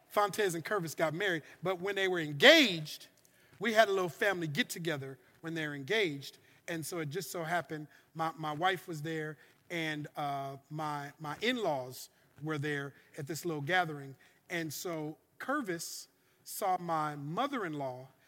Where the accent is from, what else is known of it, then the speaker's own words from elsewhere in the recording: Louisiana, United States; My, I come from Louisiana.